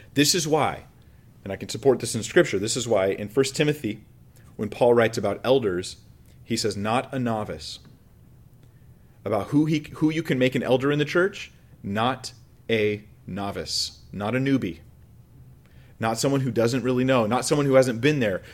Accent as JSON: {"language": "English", "country": "United States", "said": "Before I'm American, before I'm anything else, I am a Christian"}